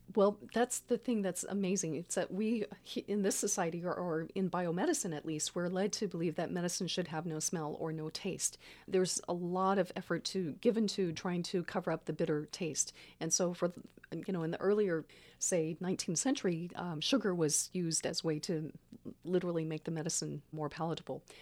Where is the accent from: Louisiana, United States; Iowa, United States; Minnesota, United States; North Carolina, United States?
Louisiana, United States; Baton Rouge; now in Santa Cruz, United States; I grew up in Baton Rouge